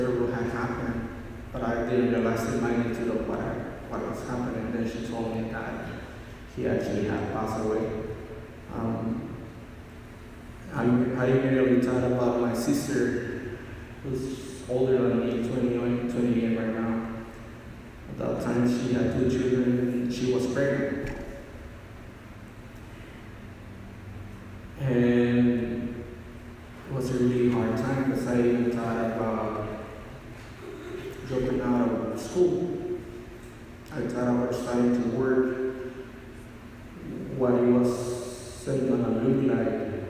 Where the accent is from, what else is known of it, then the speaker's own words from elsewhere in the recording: Mexico; moved away; Growing up in Mexico